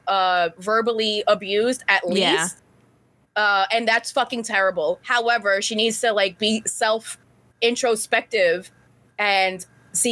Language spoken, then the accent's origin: English; New York, United States; I grew up in New York